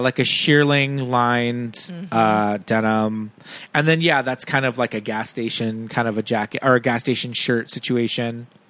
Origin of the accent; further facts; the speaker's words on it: Los Angeles, California, United States; growing up in East L.A.